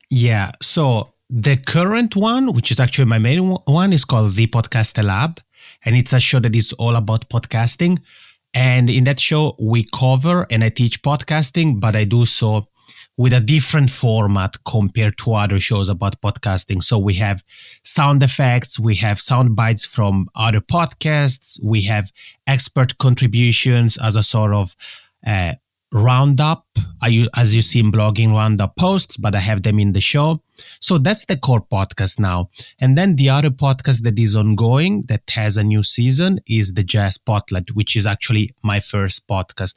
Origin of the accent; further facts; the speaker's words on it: Italian-speaking part of Switzerland, Italian-speaking Switzerland, Switzerland; first language Italian; English is a second language; English is not my mother tongue, and that's because I'm originally from the Italian-speaking part of Switzerland. And I had the luck, actually, of being born in Switzerland